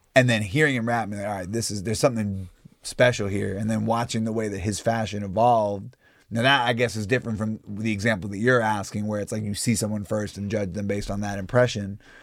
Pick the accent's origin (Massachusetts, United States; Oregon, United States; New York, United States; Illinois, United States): New York, United States; growing up in New York